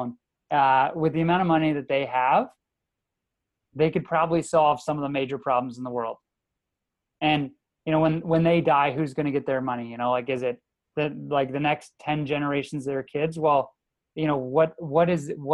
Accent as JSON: {"language": "English", "region": "the Maritimes", "country": "Canada", "tie": "born or raised there", "said": "being a Maritimer, I was born in the Maritimes, went to school in the Maritimes"}